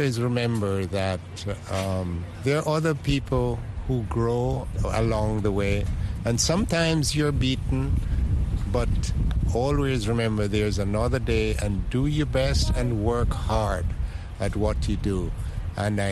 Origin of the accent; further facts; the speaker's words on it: Jamaica; now in United States; I'm originally from Jamaica.